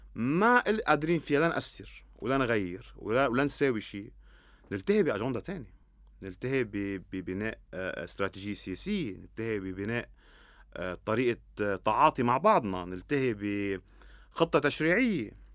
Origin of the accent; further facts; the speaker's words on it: Lebanon; انا لما اقول انا لبناني شو يعني انا لبناني